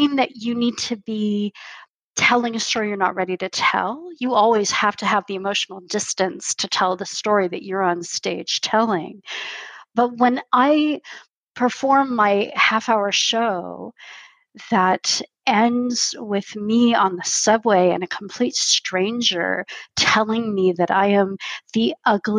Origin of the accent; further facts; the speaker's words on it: California, United States; moved away as an adult; now in Canada; I didn't just grow up in America. I grew up in California